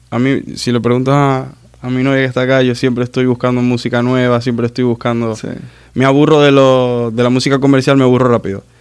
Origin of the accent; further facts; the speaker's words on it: Maracaibo, Zulia, Venezuela; soy de Maracaibo de Venezuela, pero soy de Maracaibo y el maracucho es así.